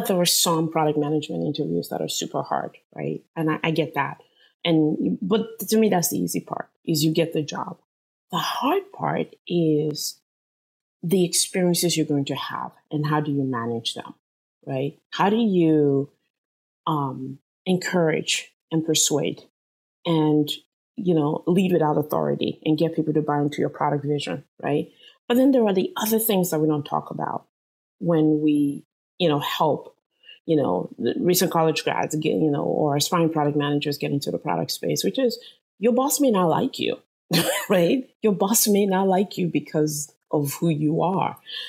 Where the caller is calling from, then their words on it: San Jose, California, United States; I am zooming in from San Jose, California.